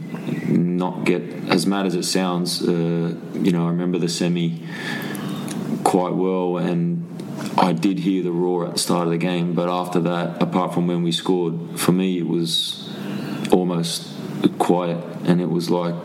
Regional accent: Sydney, New South Wales, Australia; moved away as an adult; Sydney, my hometown.

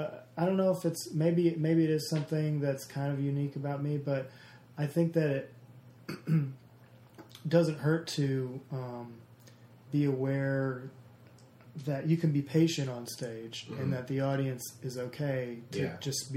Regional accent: the South, United States; a lot of people say I don't have an accent, even though I'm from the South or whatever.

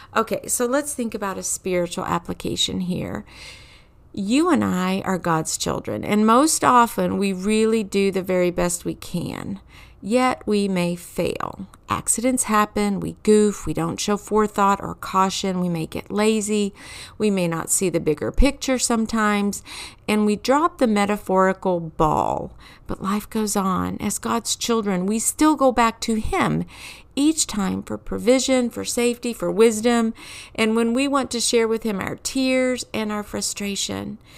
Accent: Kentucky, United States; I grew up in Kentucky

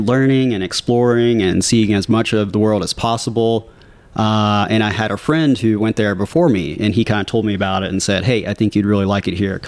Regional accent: Batesville, Arkansas, United States; moved away as an adult; also born or lived in Washington, D.C. / Kansas City; now in Springfield, United States; I grew up in a small town in Arkansas called Batesville

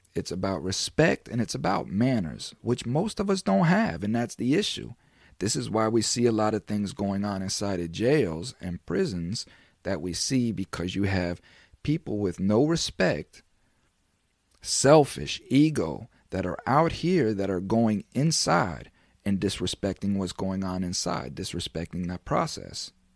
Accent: Florida, United States; I'm from Florida

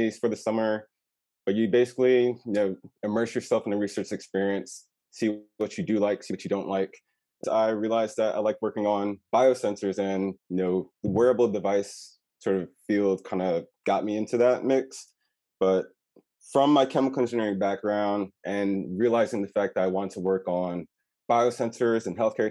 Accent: Raleigh, North Carolina, United States; also born or lived in Baltimore, Maryland; I'm from Raleigh, but I decided to go out of state

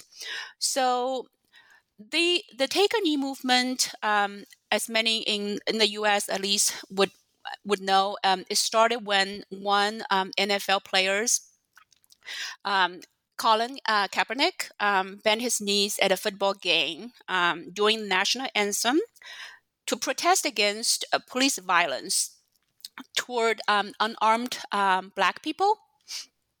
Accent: China; now in United States; I did not grow up in the U.S. I grew up in China

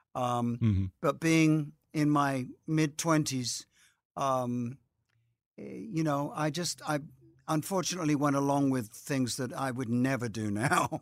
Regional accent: United Kingdom; moved away; I'm British

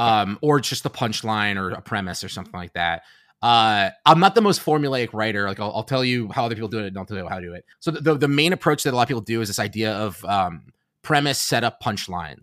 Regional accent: New York City, New York, United States; I grew up in New York City

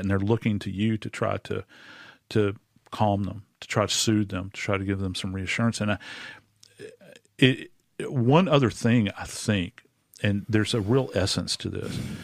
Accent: New Orleans, Louisiana, United States; in my hometown in New Orleans

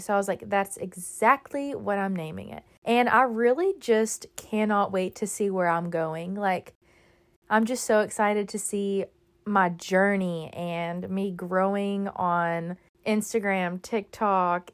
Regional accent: Texas, United States; moved away as an adult; now in Florida, United States; I grew up in Texas

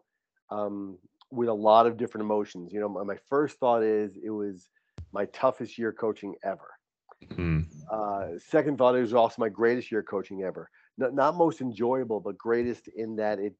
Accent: East Coast, United States; moved away as an adult; also born or lived in New Hampshire; now in San Diego, United States; We're both from the East Coast

